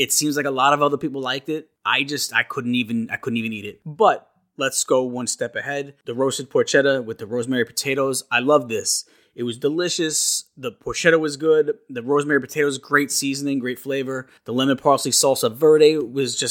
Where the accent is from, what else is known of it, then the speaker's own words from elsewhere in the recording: New York, United States; I'm from New York